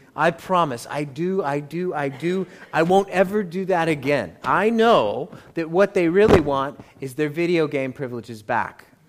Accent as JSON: {"language": "English", "country": "United States", "accent": "American", "said": "I am hopelessly American"}